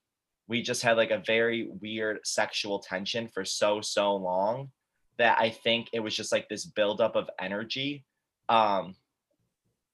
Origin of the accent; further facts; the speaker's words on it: Syracuse, New York, United States; I'm from Syracuse, New York